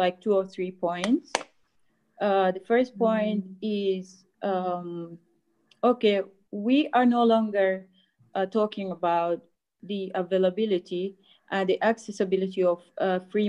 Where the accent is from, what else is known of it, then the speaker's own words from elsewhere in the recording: South Sudan; now in Egypt; from South Sudan, actually. We're not from Sudan